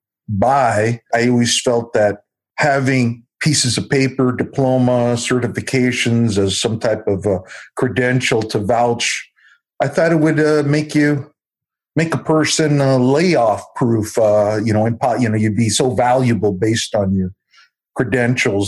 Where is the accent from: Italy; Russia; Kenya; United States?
United States; Southern California; I was born and raised in Southern California.